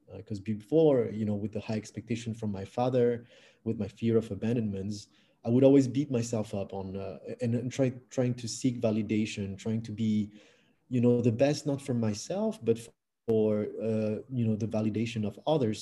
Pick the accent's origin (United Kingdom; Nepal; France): France; English is a second language; moved away as an adult; also born or lived in Canada / Australia / New Caledonia; now in Vietnam; I was uh, born and raised in France uh, from Vietnamese parents. And then I moved to Canada when I was 19 years old uh, to study English